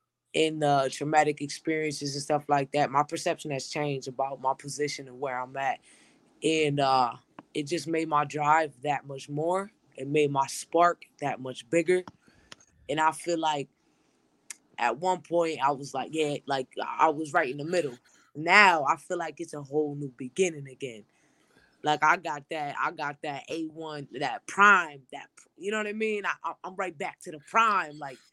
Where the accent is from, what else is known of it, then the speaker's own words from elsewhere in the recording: Springfield, Massachusetts, United States; also born or lived in Chicopee; I am from Springfield, Mass. I grew up half in Springfield, half in Chicopee, Mass.